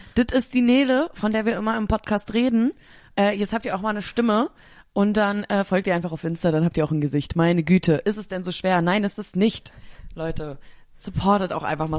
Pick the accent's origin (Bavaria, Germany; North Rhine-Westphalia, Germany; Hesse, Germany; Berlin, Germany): Berlin, Germany; als Berlinerin